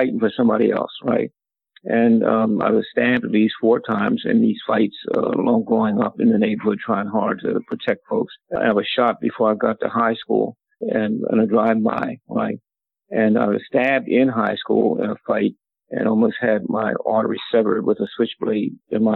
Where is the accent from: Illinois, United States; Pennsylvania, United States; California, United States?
Pennsylvania, United States; Philadelphia; born or raised there; also born or lived in Atlantic City, New Jersey